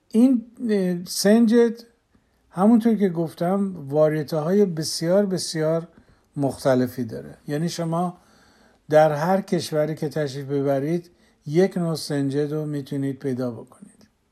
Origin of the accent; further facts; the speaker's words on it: southwest Iran, Iran; moved away; در جایی که من بزرگ شدم در جنوب غرب ایران